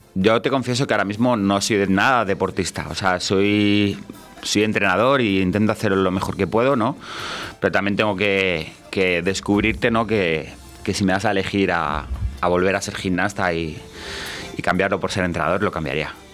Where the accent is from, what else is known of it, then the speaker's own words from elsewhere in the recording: Valladolid, Castile and León, Spain; me he criado aquí en Valladolid